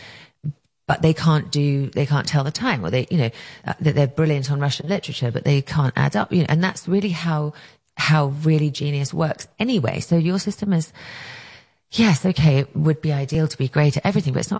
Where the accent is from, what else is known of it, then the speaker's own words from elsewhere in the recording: England, United Kingdom; moved away as an adult; now in United States; I grew up in England